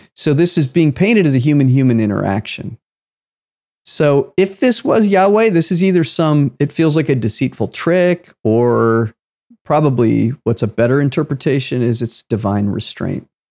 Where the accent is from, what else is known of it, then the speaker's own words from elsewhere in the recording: United States; I was born in the United States of America